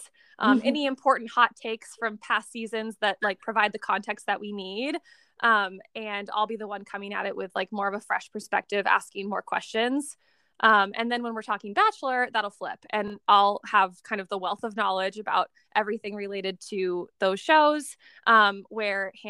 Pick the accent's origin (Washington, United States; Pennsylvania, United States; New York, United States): Washington, United States; Tacoma; moved away as an adult; now in Portland, United States; We're from Washington State in a city called Tacoma, and we currently both still live